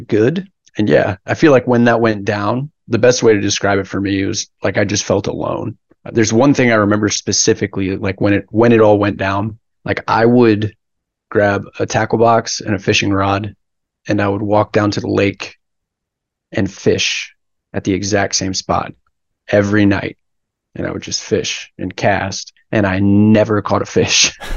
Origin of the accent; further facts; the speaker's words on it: Lago Vista, Texas, United States; also born or lived in Hackensack, New Jersey; I grew up in Laga Vista, just west of Austin, little lake town